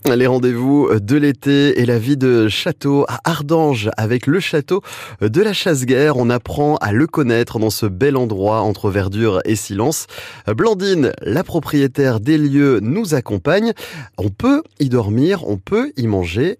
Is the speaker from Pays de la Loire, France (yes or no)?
yes; Mayenne, Pays de la Loire, France; chez nous en Mayenne